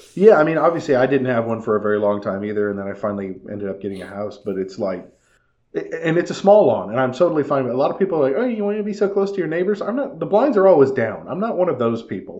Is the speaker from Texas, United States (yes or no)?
no; California, United States; When I was growing up in California